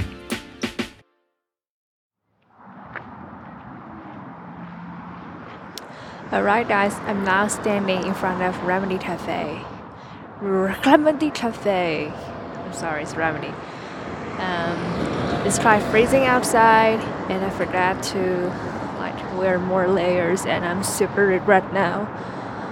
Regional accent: China; moved away as an adult; now in Edmonton, Canada; back in China. I'm not from the province where green onion cake is from

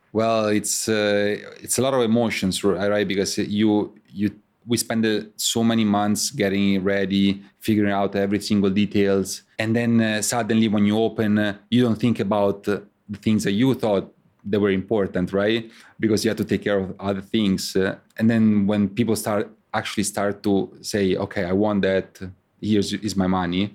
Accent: Rome, Lazio, Italy; moved away as an adult; now in New York City, United States; I'm from Rome, and I came here in the U S in two thousand eight, uh, to go to college.

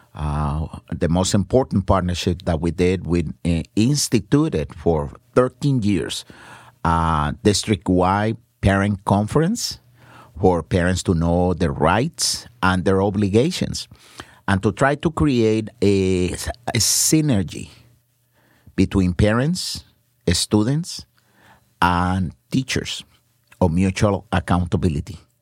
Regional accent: San Juan, Puerto Rico; moved away; I was born in uh, in San Juan, Puerto Rico, in uh, one of the poorest neighborhoods en, en uh, San Juan, uh, Barrio Obrero.

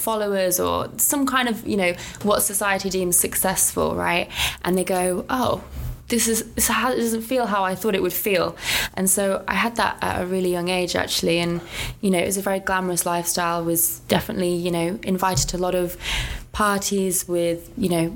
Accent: Coventry, West Midlands, United Kingdom; now in London, United Kingdom; I'm originally from Coventry, currently living in London

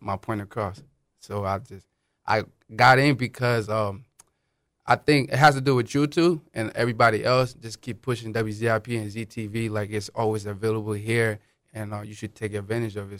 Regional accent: Akron, Ohio, United States; English is a second language; also born or lived in Liberia; I grew up in Akron. I mean, I'm originally from West Africa, Liberia, but I've, I've been here, um, since, like, about ten years old

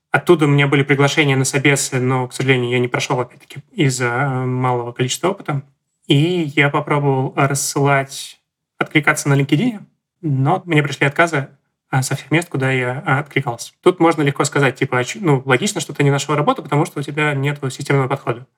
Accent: Saint Petersburg, Russia; я из Санкт-Петербурга

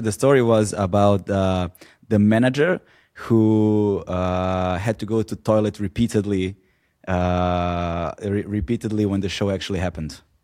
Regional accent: Serbia; moved away as an adult; I was born and raised in Serbia until in until my early twenties

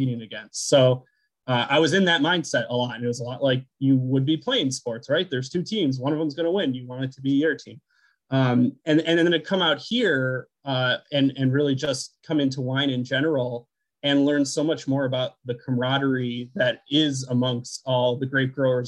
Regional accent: Buffalo, New York, United States; moved away as an adult; also born or lived in San Luis Obispo, California / Massachusetts / Alaska / Connecticut; now in Watkins Glen, United States; I grew up in Buffalo, you know, about 2 hours from here

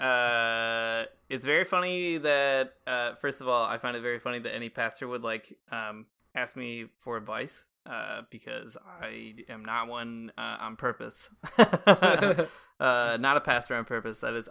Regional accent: United States; now in Toronto, Canada; being Catholic in Canada as an American citizen

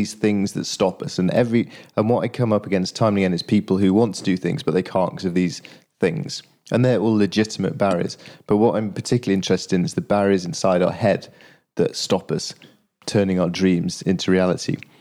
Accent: Yorkshire and the Humber, United Kingdom; now in London, United Kingdom; I live down in London, but I'm from Yorkshire

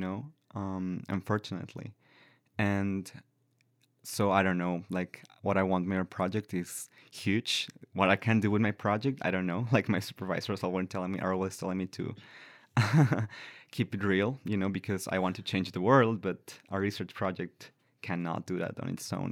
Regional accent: La Paz, Baja California Sur, Mexico; English is a second language; moved away as an adult; now in Victoria, Canada; I've been working for a few years with the trans community in La Paz, in my hometown

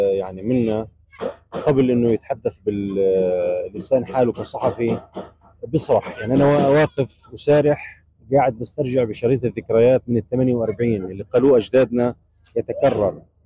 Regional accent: Gaza, Gaza Strip, Palestine; moved away as an adult; now in Rafah, Palestine; نعود الى ديارنا الى ديارنا الى مدينه غزه

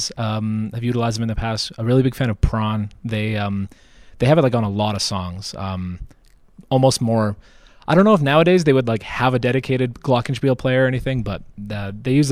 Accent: Brooks, Alberta, Canada; I'm from Brooks, a couple hours away

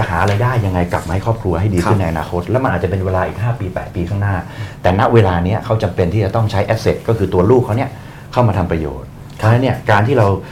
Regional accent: Bangkok, Thailand; เราเป็นคนกรุงเทพ

